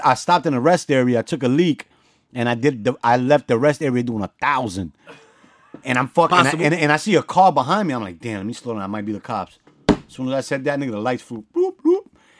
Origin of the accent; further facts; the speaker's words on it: New York City, New York, United States; I'm from the Bronx.